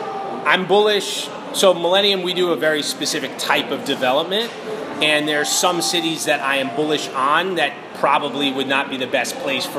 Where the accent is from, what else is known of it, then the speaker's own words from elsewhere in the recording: New York City, New York, United States; also born or lived in Brooklyn, New York; I grew up on the Upper West Side of Manhattan.